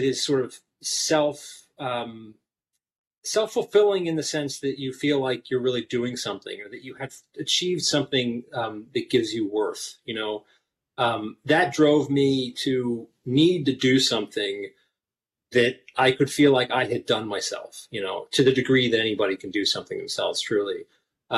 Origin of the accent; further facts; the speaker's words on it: Philadelphia, Pennsylvania, United States; I grew up in Philly